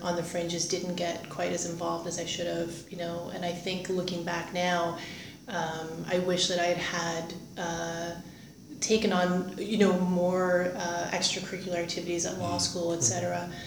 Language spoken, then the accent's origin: English; Windsor, Ontario, Canada; moved away as an adult; also born or lived in Greater Toronto Area, Canada / Kingston, Canada; now in Ottawa, Canada; I grew up in Windsor, Ontario